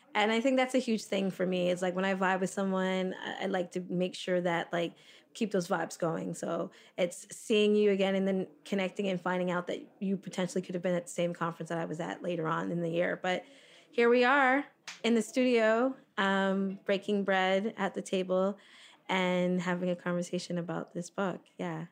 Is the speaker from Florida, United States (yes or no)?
yes; South Florida, United States; moved away as an adult; also born or lived in Toronto, Canada; now in Fort Lauderdale, United States; I grew up in South Florida